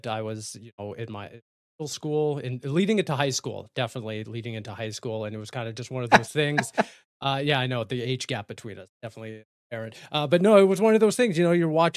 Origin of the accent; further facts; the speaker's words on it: Canada; being Canadian